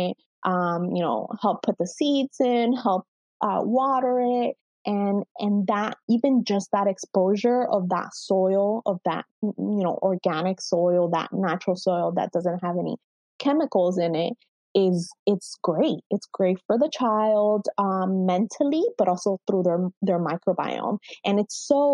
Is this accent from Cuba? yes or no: yes; Cuba; moved away; as an immigrant parent, you know, I was born in Cuba